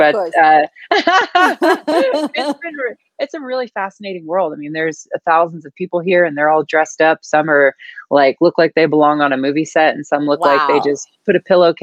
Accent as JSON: {"language": "English", "region": "Northern California", "country": "United States", "tie": "born or raised there", "said": "I grew up a tomboy in Northern California."}